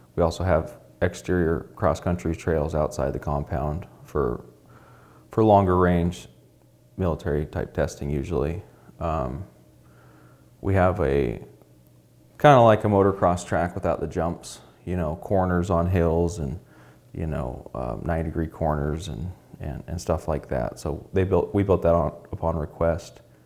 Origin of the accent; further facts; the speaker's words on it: Alaska, United States; being born and raised in Alaska